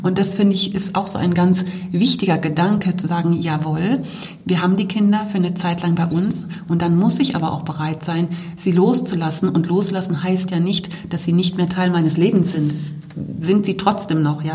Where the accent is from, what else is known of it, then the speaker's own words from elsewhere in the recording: Bremen, Germany; moved away as an adult; also born or lived in Wolfsburg; now in Oberkirch, Germany; Ich komme ja ursprünglich aus Bremen